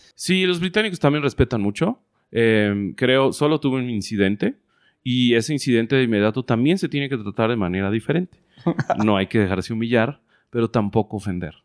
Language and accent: Spanish; Guadalajara, Jalisco, Mexico; moved away as an adult; also born or lived in Playa del Carmen; nací en Guadalajara, Jalisco, en el 83